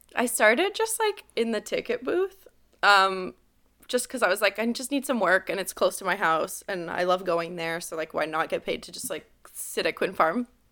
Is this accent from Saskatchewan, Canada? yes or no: no; Montreal, Quebec, Canada; I was born and raised in the West Island.